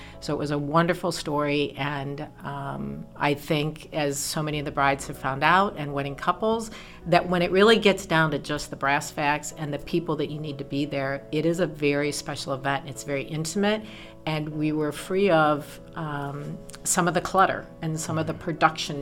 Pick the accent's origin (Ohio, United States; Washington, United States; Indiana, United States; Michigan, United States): Ohio, United States; Elyria; accent: Northeast Ohio twang; moved away as an adult; also born or lived in Nashville; I was born and raised in Elyria, and spent my entire life there